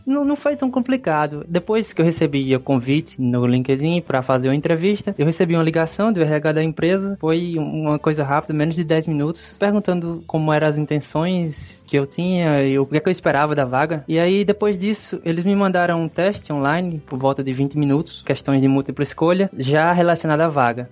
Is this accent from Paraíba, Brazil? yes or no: yes; Cajazeiras, Paraíba, Brazil; moved away as an adult; also born or lived in Campina Grande, Brazil; now in Malta; Eu sou de uma cidade chamada Cajazeiras, no interior da Paraíba, já próximo à divisa do Ceará. Uma cidade pequena, tem uns 60 mil habitantes. Eu passei lá a maior parte da minha vida.